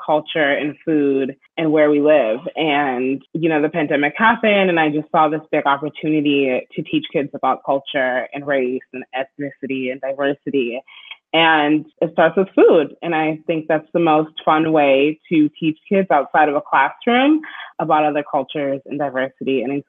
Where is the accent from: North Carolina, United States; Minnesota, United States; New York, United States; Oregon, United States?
Minnesota, United States; Minneapolis; also born or lived in Bloomington, Minnesota; I grew up in Minneapolis and then we lived in a suburb called Bloomington